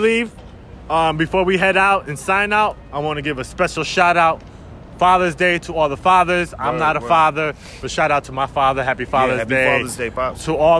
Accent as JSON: {"language": "English", "country": "Dominican Republic", "said": "That's my home country"}